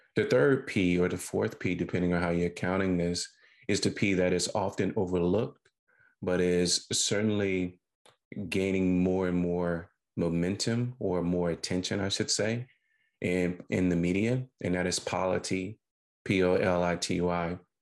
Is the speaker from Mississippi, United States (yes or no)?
yes; Sugar Lock, Mississippi, United States; I was born and reared in Sugar Lock, Mississippi.